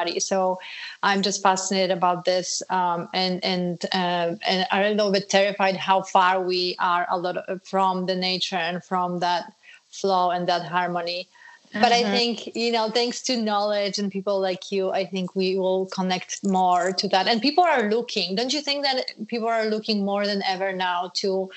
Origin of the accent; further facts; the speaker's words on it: Poland; moved away; I grew up in Poland